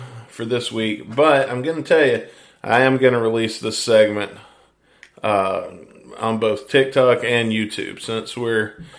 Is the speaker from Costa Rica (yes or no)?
no; Mississippi, United States; I'm from Mississippi